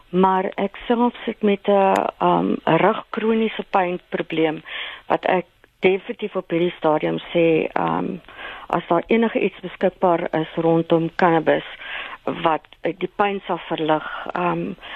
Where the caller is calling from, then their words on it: Eastern Cape, South Africa; van die Ooskaap.